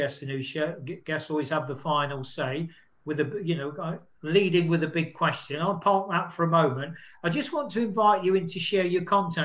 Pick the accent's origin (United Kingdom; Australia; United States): United Kingdom; now in Spain; I'm in Spain as a Brit